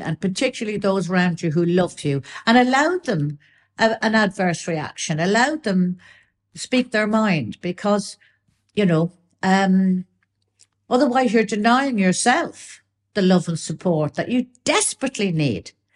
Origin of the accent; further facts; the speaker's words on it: Ireland; I'm still Irish.